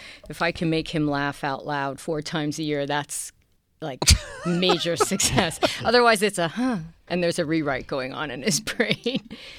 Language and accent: English; New York City, New York, United States; I really liked growing up in Queens